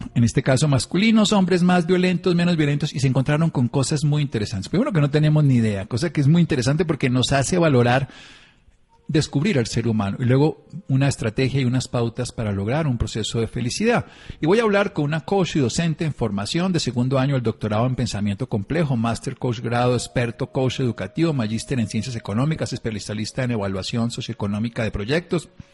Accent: Tolima, Colombia; now in La Calera, Colombia; yo soy de Tolimense, pero vivo en Cundinamarca, vivo en La Calera

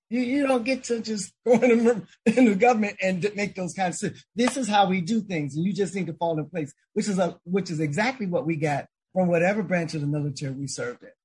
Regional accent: Chicago, Illinois, United States; growing up in Chicago

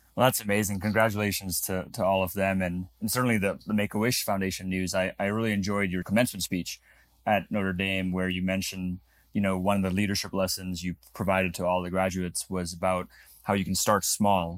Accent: Namibia; moved away; I was actually born in Africa. I was born in Namibia.

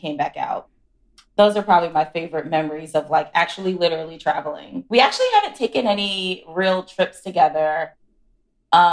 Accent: Philadelphia, Pennsylvania, United States; I'm from Philly, so I'm like very Northeast

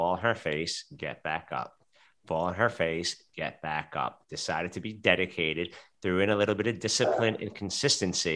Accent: New York City, New York, United States; I grew up in Brooklyn, New York

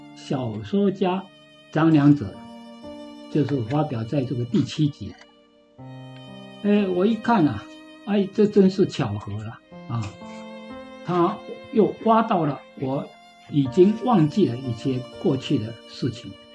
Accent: Yongjing, Changhua County, Taiwan; moved away as an adult; also born or lived in Japan; 那永靖就是我的故乡啊，我也在永靖国校

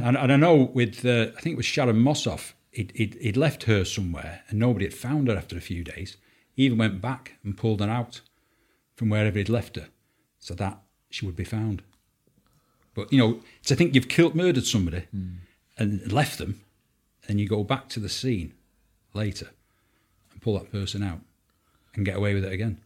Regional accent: Salford, North West England, United Kingdom; I'm from Salford, uh, Lower Kersal uh, from a two up, two down terraced house. Um, mum and dad didn't have much money. Um, um I went to local primary school there.

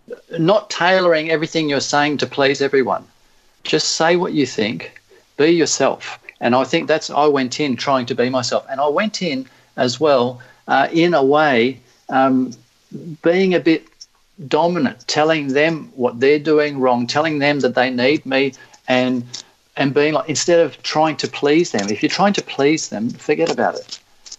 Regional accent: Australia; we're different, we're Australian, we don't have to play the game this way

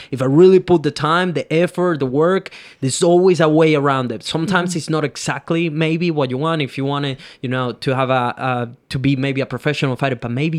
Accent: Venezuela; English is a second language; I come from Venezuela, third world country, didn't even spoke English 6 years ago

